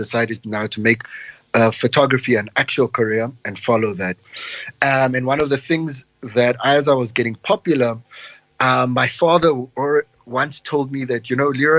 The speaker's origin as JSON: {"language": "English", "town": "Cape Town", "region": "Western Cape", "country": "South Africa", "also_born_or_lived": "Johannesburg / Pretoria", "moved": "as an adult", "said": "I moved away from Cape Town because the city became either too small"}